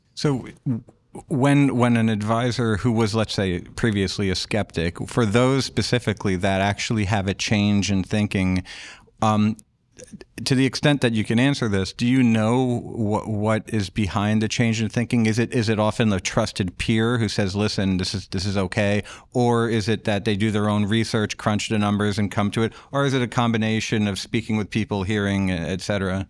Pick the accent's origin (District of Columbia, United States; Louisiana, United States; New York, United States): New York, United States; I grew up in New York